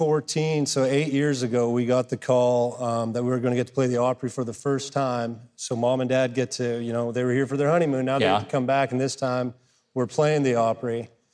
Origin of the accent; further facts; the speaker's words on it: Northern Canada, Canada; first language German; English is a second language; now in Nashville, United States; we grew up speaking German with a Mennonite background in northern Canada, moved to Nashville.